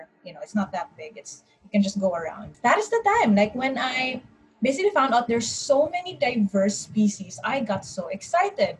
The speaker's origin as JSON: {"language": "English", "town": "Cagayan de Oro", "region": "Northern Mindanao", "country": "Philippines", "said": "I am back in my place in Cagayan de Oro, so I'm from Mindanao"}